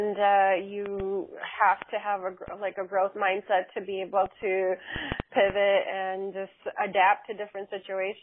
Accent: Chicago, Illinois, United States; I'm from Chicago, Illinois

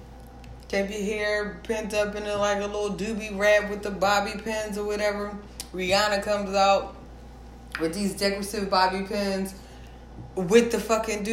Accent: Philadelphia, Pennsylvania, United States

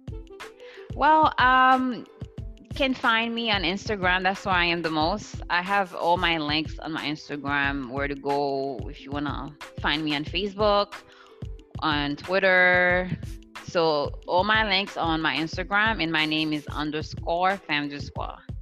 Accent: Haiti; moved away; I grew up in Haiti.

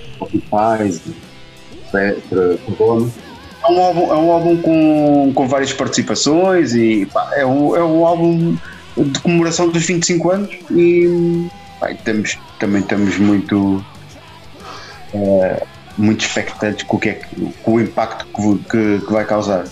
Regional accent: Portugal; nós, ao, ao sermos portugueses

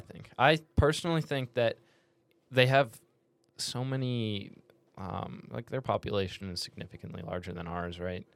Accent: Canada; I'm Canadian.

